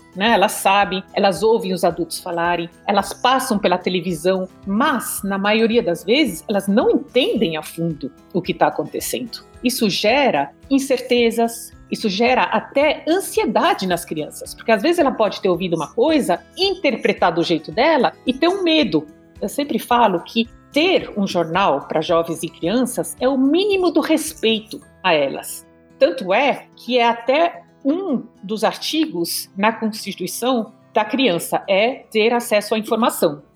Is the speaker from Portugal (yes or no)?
no; Brazil; also born or lived in Germany; Eu nasci na Alemanha, de um pai alemão e de uma mãe francesa. Quando a gente imigrou para o Brasil, eu tinha 6 a 7 anos de idade